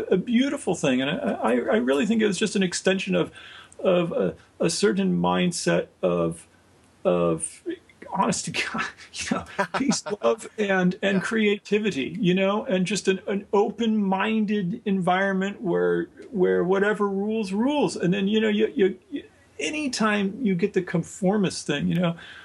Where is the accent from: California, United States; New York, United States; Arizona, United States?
California, United States; Hermosa Beach; I grew up on the Strand when I was a boy. My parents had an apartment on the Strand in Hermosa Beach.